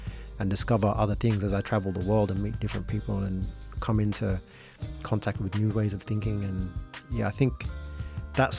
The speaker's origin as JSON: {"language": "English", "town": "Sydney", "region": "New South Wales", "country": "Australia", "tie": "born or raised there", "said": "an Indonesian kid growing up in Sydney with no relatives here"}